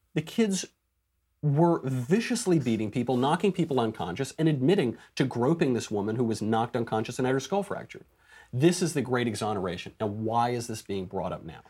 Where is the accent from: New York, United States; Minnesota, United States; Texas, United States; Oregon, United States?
New York, United States; I'm a New Yorker.